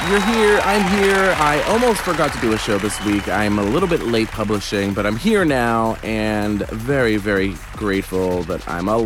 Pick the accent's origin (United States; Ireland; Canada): United States; Grafton, Massachusetts; I'm from Grafton, Massachusetts.